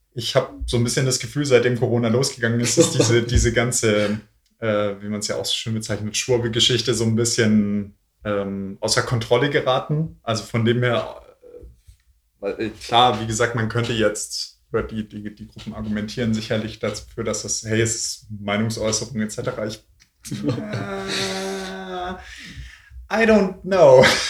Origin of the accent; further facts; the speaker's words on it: Swabia, Baden-Württemberg, Germany; accent: Swabian; now in Berlin, Germany; ich äh, Schwäbisch rede